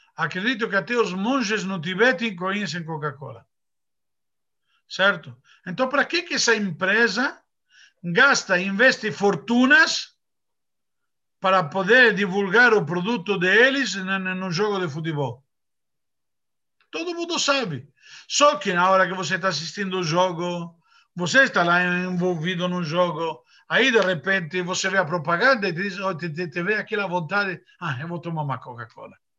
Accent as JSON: {"language": "Portuguese", "country": "Argentina", "moved": "yes", "said": "eu sou argentino"}